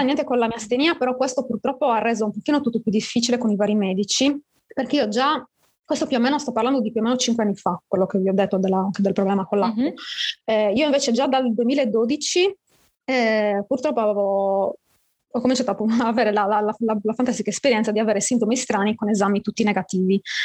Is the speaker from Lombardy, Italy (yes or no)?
no; Sardinia, Italy; sono sarda